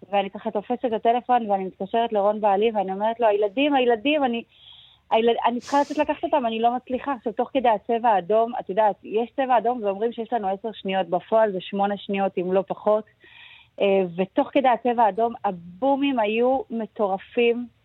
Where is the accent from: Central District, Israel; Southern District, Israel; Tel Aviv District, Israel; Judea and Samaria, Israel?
Judea and Samaria, Israel; Gush Etzion; אני, אני גדלתי בגוש עציון, אה, בצל האינתיפאדה השנייה.